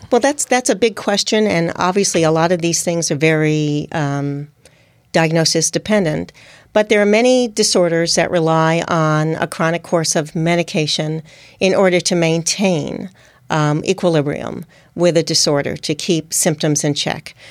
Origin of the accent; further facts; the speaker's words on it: United States; accent: New York/New Jersey; moved away as an adult; also born or lived in Hong Kong / Oregon / Singapore / Japan; primarily in New York and in New Jersey. You can tell from my accent.